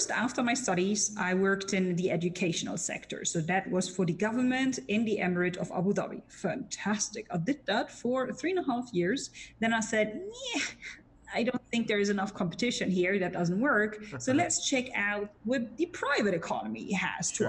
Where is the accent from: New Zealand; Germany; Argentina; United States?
Germany; accent: German; English is a second language; as a German with a very bad accent